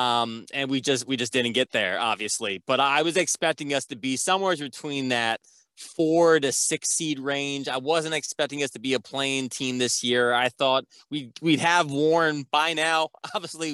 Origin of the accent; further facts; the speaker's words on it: New York, United States; also born or lived in Indiana; I'm actually from Indiana, but I moved to New York when I was in second grade, going into third grade